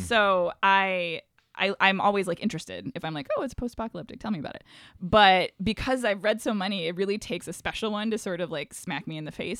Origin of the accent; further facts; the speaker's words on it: Syracuse, New York, United States; moved away; I'm from Syracuse originally